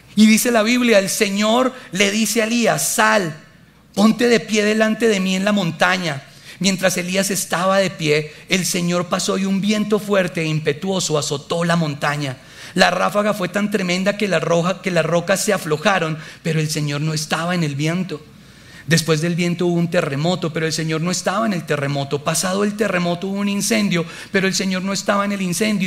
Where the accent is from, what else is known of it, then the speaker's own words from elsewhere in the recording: Colombia; moved away; soy colombiano